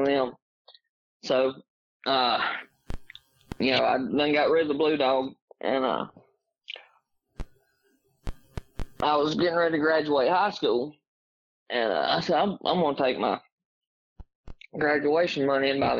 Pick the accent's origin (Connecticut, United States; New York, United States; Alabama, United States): Alabama, United States; Oneonta; now in Guthrie, United States; I am from Oneonta, Alabama, originally. Live in Guthrie now. Kind of north central Alabama